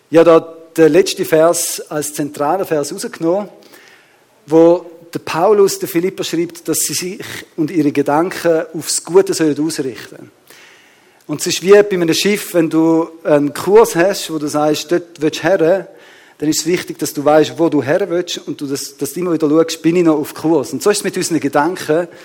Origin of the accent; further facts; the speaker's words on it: Switzerland; ich weiß nicht, wie bewusst uns da ist, aber wir als Schweizer sind ja sehr ein reinliches Volk.